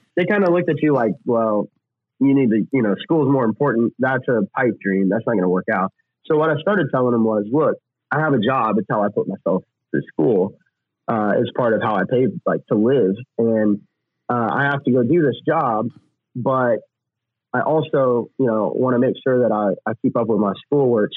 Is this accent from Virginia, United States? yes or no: no; Oklahoma, United States; moved away; also born or lived in Texas / Tennessee; growing up in Oklahoma and Texas